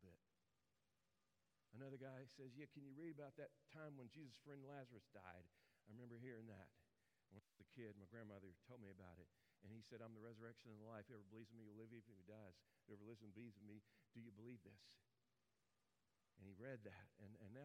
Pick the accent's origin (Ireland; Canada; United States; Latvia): United States; Memphis, Tennessee; moved away as an adult; also born or lived in North Jersey, New Jersey; I'm from Memphis